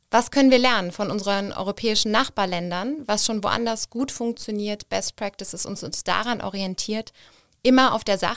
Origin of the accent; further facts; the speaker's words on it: Berlin, Germany; born there; now in Cologne, Germany; Ich bin ja gebürtige Berlinerin.